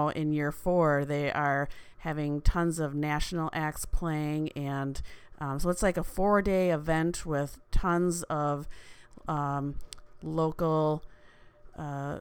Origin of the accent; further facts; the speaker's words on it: Appleton, Wisconsin, United States; I'm from Appleton